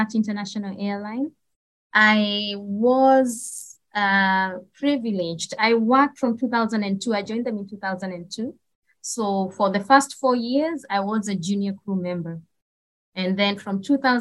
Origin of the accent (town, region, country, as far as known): Kenya; born or raised there; moved away as an adult; also born or lived in Nairobi, Kenya; now in Middle East